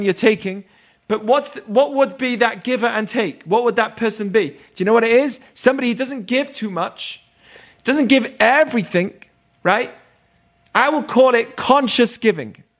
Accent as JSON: {"language": "English", "region": "England", "country": "United Kingdom", "tie": "born or raised there", "moved": "yes", "said": "I grew up in England."}